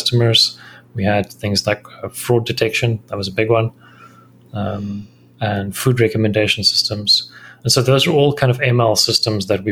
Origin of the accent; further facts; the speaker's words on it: South Africa; moved away as an adult; also born or lived in Thailand / Singapore; I'm a South African.